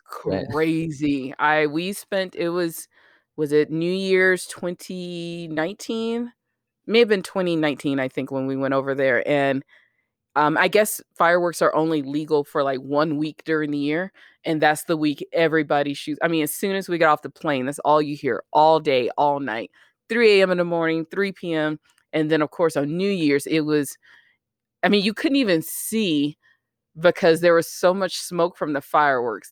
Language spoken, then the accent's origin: English; the South, United States; I grew up in the South